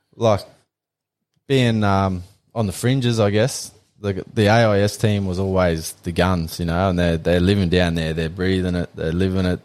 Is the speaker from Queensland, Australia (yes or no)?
yes; Calliope, Queensland, Australia; we grew up out on Calliope Station.